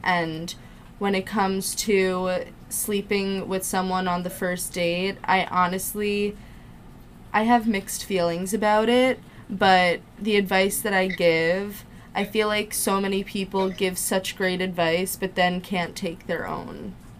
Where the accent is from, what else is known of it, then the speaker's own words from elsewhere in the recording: New Jersey, United States; It's like, I'm from Jersey, you're from Jersey, we're both Jewish, we both went to sleepaway camp